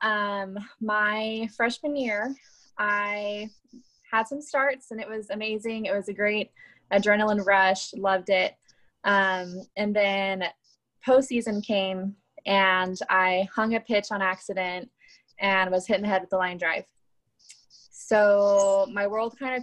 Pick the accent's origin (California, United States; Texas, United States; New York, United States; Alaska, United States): California, United States; Lancaster; I was born and raised in Lancaster, California.